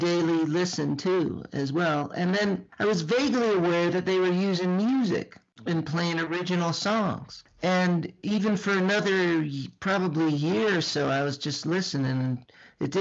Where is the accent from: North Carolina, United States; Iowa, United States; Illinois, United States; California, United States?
Iowa, United States; moved away; also born or lived in Chicago; I grew up in Iowa in a really little town